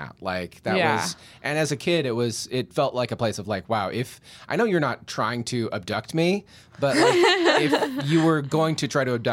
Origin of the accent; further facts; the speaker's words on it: Alaska, United States; as a child, especially like growing up in Alaska, like I didn't have TV.